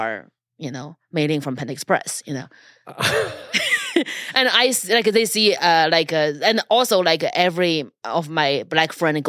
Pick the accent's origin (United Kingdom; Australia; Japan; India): Japan; I'm from Japan.